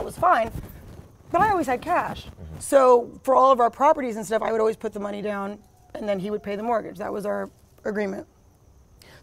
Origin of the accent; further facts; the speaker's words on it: New York, United States; moved away as an adult; now in Los Angeles, United States; I was in New York because I'm from New York. My parents were there